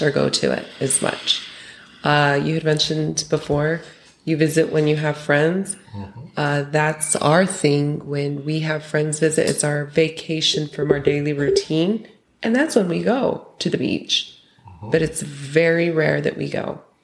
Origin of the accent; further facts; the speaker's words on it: Utah, United States; now in Mexico; we're originally from Utah